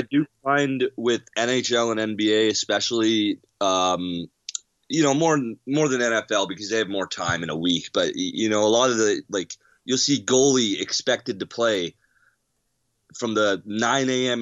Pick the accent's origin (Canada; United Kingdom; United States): Canada; as a Canadian